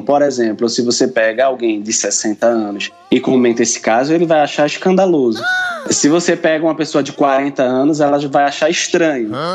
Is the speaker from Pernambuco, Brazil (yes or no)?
yes; Pernambuco, Brazil; sou pernambucano, nascido e criado, como costumamos dizer por aqui